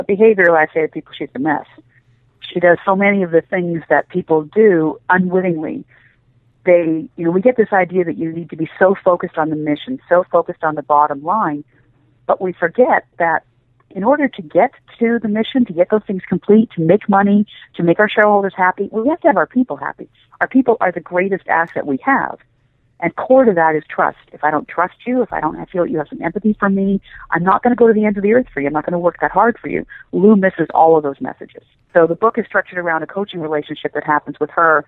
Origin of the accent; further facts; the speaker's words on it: Canada; moved away as an adult; also born or lived in Middle East / Asia / Washington, D.C.; I'm Canadian originally, and then found myself working in the Washington, D.C. area